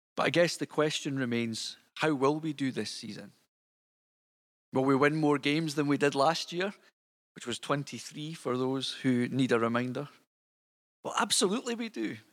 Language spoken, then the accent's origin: English; Scotland, United Kingdom; you'll tell from my accent that I'm not from Detroit. Um, I am actually Scottish. Um, so here I am over in Scotland